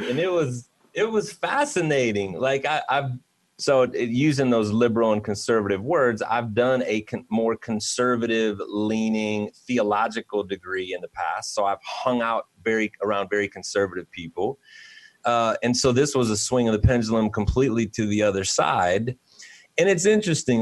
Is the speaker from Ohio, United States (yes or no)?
yes; Cleveland, Ohio, United States; I am from Cleveland. Um, and very much a city boy myself